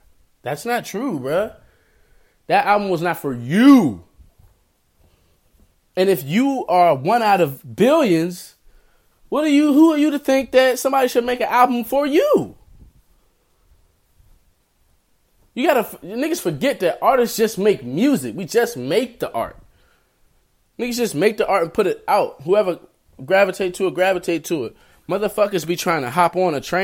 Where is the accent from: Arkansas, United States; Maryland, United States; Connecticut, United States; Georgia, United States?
Maryland, United States; I grew up in Maryland.